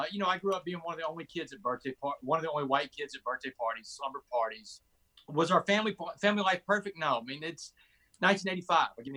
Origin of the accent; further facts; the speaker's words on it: Port Arthur, Texas, United States; I'm from a town called Port Arthur, Texas, right there where Louisiana and Texas meet on the Gulf Coast is where I was born and raised